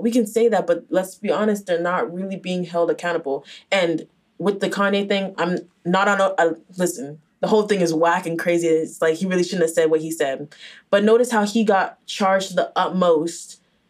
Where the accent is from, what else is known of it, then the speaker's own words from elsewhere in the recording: Nigeria; Like, and also, like, I feel like since you're Haitian, I'm Nigerian, we were never like gonna be